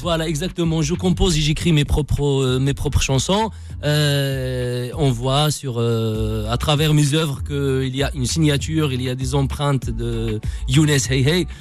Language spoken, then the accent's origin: French; Meknes, Fès-Meknès, Morocco; moved away; also born or lived in Fes; je suis né à Fès. J'ai grandi à Meknes